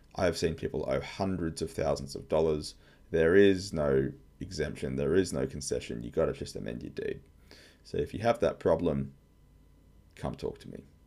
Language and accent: English; Australia; I'm an Aussie tax lawyer